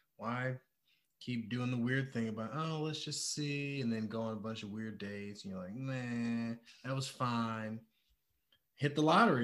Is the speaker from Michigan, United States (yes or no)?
yes; Detroit, Michigan, United States; moved away; also born or lived in Thailand; I'm from Michigan, Detroit, Michigan. Uh, lived a lot of places.